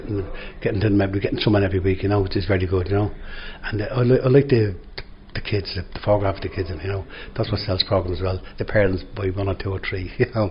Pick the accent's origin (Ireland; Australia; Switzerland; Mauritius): Ireland; Dublin, Leinster; now in Tallaght, Ireland; I'm a born in the city of Santa, but I moved out to Ardain when I was very young